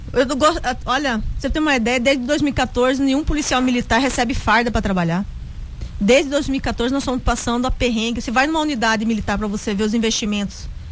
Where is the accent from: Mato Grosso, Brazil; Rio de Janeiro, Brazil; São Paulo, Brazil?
Mato Grosso, Brazil; eu, como uma boa matogrossense